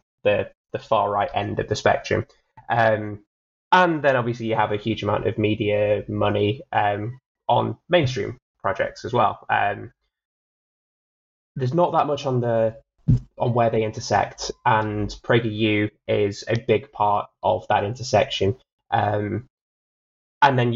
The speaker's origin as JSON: {"language": "English", "country": "United Kingdom", "said": "as a Brit"}